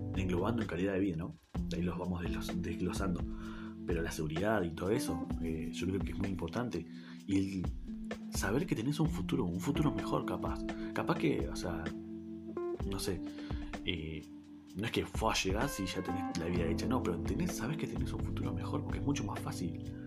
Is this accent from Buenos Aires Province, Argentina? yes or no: no; Neuquén, Argentina; yo soy de Argentina, del Buquén Capital, eh, una provincia al sur del país de Argentina